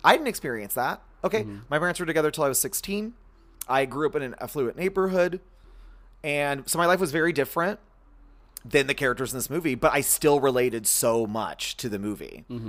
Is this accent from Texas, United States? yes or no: yes; Texas, United States; from the South and think like, oh, this is a little strange, and I'm like, that's what it's like growing up in Texas.